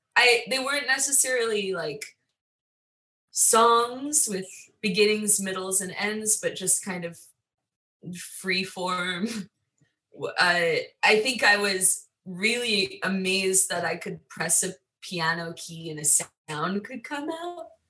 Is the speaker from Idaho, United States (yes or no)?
no; Long Island, New York, United States; I'm from Long Island